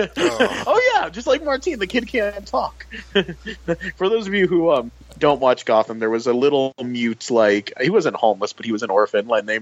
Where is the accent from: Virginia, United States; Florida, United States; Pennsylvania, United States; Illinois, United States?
Florida, United States; because I grew up in Florida, where I still live